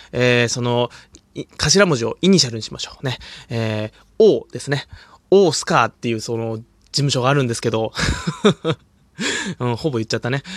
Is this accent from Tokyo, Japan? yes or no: no; Hokkaido, Japan; 僕北海道出身なんですけど